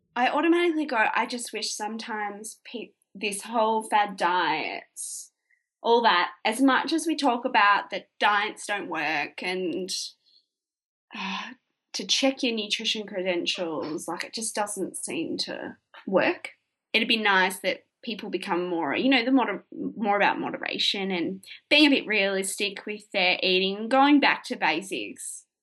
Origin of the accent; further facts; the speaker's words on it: Hamilton, Victoria, Australia; also born or lived in Melbourne, Australia; my hometown, small country town